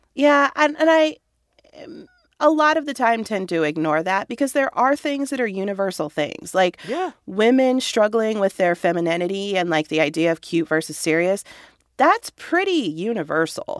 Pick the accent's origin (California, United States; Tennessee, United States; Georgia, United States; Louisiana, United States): California, United States; Walnut; moved away as an adult; also born or lived in Chicago area (Midwest); I grew up in Walnut